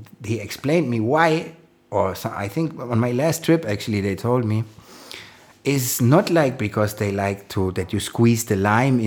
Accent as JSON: {"language": "English", "town": "Frankfurt", "region": "Hesse", "country": "Germany", "tie": "born or raised there", "second_language": "English", "moved": "yes", "lives_now": "Berlin, Germany", "said": "I'm born in Frankfurt and I grew up in Frankfurt. So I'm German."}